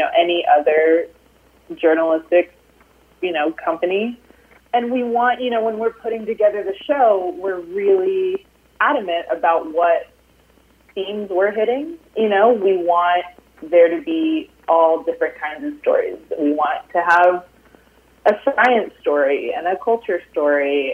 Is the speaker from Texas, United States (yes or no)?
yes; Austin, Texas, United States; Austin with my hometown crowd